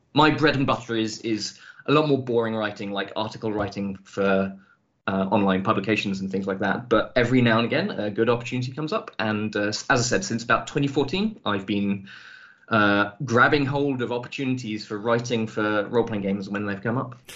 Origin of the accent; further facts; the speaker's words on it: England, United Kingdom; moved away as an adult; also born or lived in Scotland; now in Germany; I lived uh, for. Uh, about 20 years of my life in England